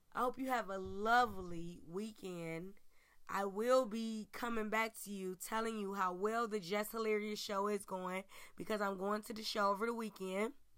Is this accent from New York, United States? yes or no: no; Cleveland, Ohio, United States; Cleveland, my hometown, where I stay, where I reside, where I report from